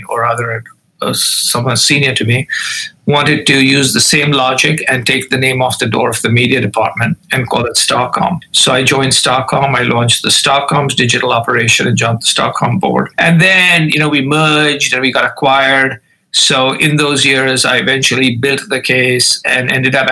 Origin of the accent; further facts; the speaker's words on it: Mumbai, Maharashtra, India; moved away as an adult; I grew up in India, in the city of Bombay, now known as Mumbai.